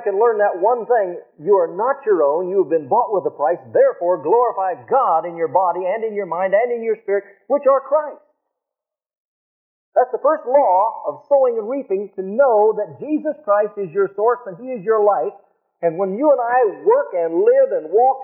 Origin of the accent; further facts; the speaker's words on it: Nebraska, United States; I'm from Nebraska, we raise a lot of cattle